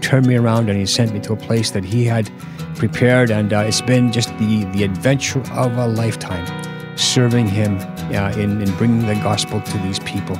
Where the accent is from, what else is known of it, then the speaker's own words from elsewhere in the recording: Canada; now in Finland; I was born in Finland, and I currently live in Finland, but there's a lot more to my life than that. Of course, I have raised in Canada, and so I've lived in Canada for about almost 20 years.